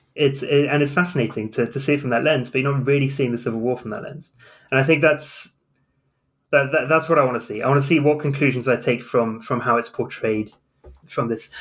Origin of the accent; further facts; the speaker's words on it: South of England, United Kingdom; I come from the South of England